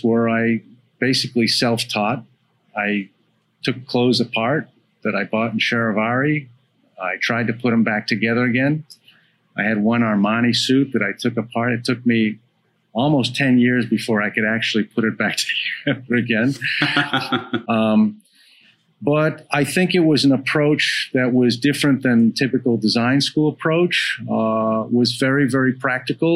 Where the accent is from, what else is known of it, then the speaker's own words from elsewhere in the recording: Boston, Massachusetts, United States; I grew up in Boston